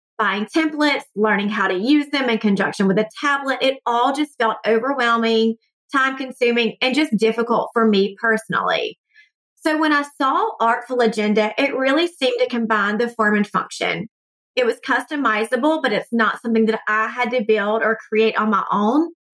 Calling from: Atlanta, Georgia, United States; from Atlanta, and I love your podcast.

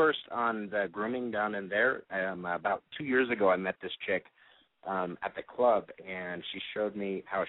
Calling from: Phoenix, Arizona, United States; I am 33. I'm from Phoenix

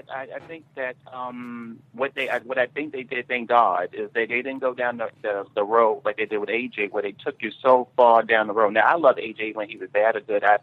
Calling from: New York, United States

